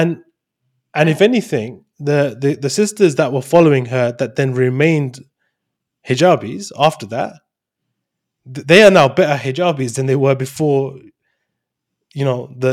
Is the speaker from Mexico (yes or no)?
no; London, United Kingdom; I'm from London